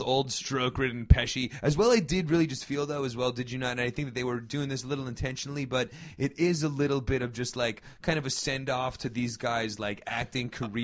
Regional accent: New Jersey, United States; growing up in Jersey

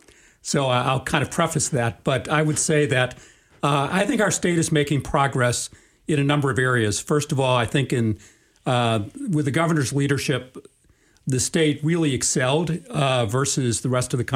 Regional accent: Chicago, Illinois, United States; I grew up in Chicago in a middle-class family.

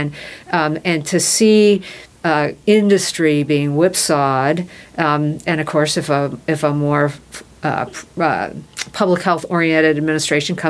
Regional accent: Indiana, United States; my home state

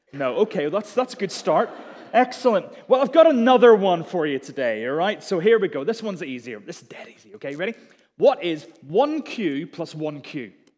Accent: Belfast, Northern Ireland, United Kingdom; moved away as an adult; also born or lived in Durham; I was from Belfast, I went to Durham

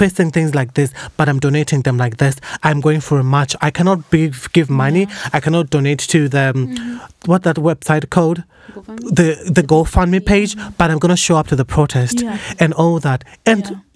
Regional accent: Zimbabwe; moved away; I was born in Zim

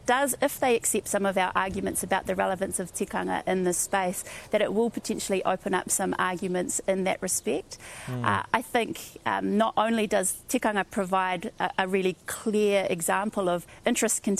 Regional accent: Whakatane, Bay of Plenty, New Zealand; I come from Whakatane

